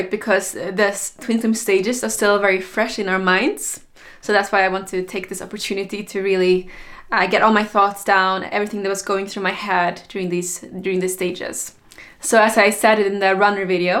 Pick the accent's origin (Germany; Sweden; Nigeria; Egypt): Sweden; I went back to Sweden, my home country